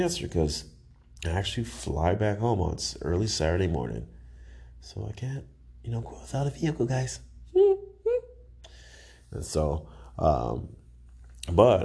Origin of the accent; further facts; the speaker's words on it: Cedar Rapids, Iowa, United States; Growing up in a box TVs, growing up in the Curtis Mathis, like the Cox Cable, all my Cedar Rapids, Iowa people know what Cox Cable is